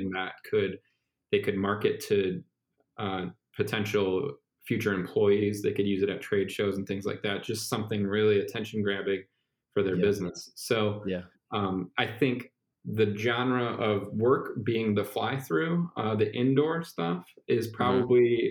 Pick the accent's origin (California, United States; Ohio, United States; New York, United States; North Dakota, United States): Ohio, United States; Cleveland; I'm from Cleveland.